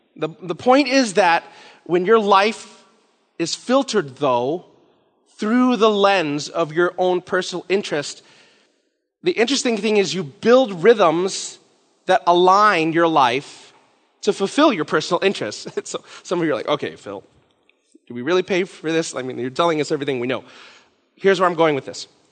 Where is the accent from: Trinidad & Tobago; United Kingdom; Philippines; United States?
Philippines; I'm Filipino